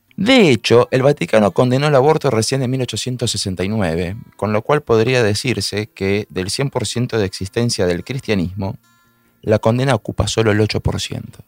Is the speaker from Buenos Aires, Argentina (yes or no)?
yes; Buenos Aires, Argentina; soy de Buenos Aires, Argentina.